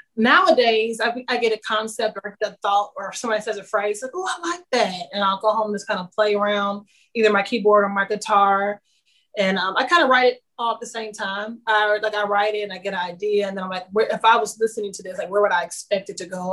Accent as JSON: {"language": "English", "town": "Kansas City", "region": "Kansas", "country": "United States", "tie": "born or raised there", "moved": "as an adult", "lives_now": "Nashville, United States", "said": "I'm from Kansas City, Kansas originally"}